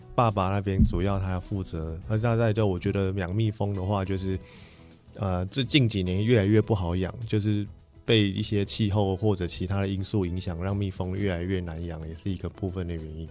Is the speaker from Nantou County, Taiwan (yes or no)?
yes; Bagua Mountain, Nantou County, Taiwan; 我本身在农村长大